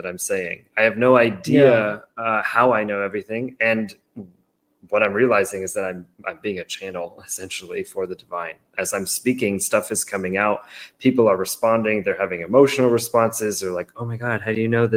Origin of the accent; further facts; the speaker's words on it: Massachusetts, United States; moved away as an adult; also born or lived in San Diego, California; So I grew up in Massachusetts, which is on the Eastern seaboard. And I moved all the way to San Diego in California.